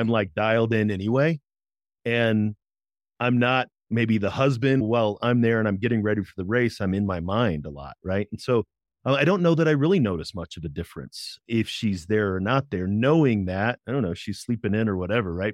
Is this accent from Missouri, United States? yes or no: yes; Berkeley, Missouri, United States; I grew up in Saint Louis, Missouri